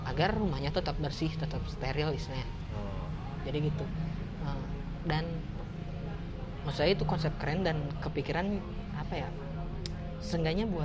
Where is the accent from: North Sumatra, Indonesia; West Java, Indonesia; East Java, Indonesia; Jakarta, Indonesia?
West Java, Indonesia; Tasikmalaya; mungkin contohnya di kasus kampung saya gitu di kampung naga di Tasik ada sebuah hutan